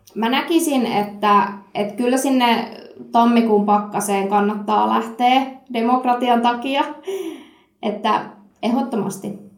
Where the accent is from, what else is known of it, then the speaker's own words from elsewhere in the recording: Satakunta, Finland; Mä oon itse kotoisin tosi tosi pieneltä kutistuvalta paikkakunnalta tuolta satakunnasta